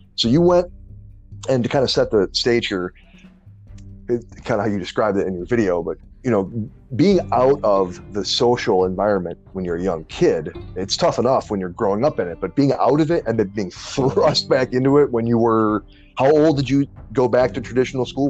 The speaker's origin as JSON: {"language": "English", "town": "Detroit", "region": "Michigan", "country": "United States", "tie": "born or raised there", "also_born_or_lived": "New Orleans, Louisiana", "said": "when I was 10, I moved from New Orleans to uh, Detroit, where my mom's family was."}